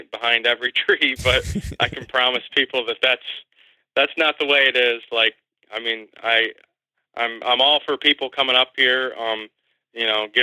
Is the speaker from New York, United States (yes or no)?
no; Bradford, Pennsylvania, United States; I grew up here in right outside of Bradford, Pennsylvania, in McKean County. I've lived here my whole life.